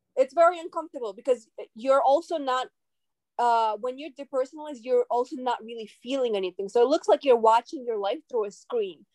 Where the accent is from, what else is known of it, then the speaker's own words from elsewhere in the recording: New York City, New York, United States; also born or lived in Khabarovsk, Russia; I grew up in Brooklyn, New York, and I am originally from Russia.